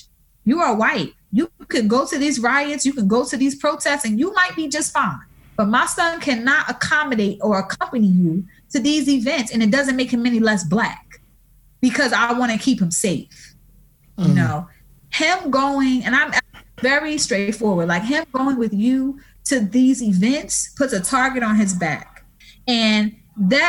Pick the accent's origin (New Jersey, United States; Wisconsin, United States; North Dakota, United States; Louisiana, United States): Louisiana, United States; New Orleans; So I'm originally from New Orleans, born and raised there.